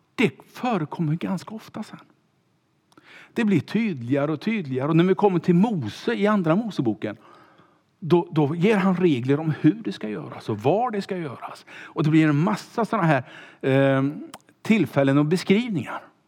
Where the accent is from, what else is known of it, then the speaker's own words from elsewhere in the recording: Kungälv, Västra Götaland, Sweden; skulle bli pastor som 19-åring eh, hemma i Kungälv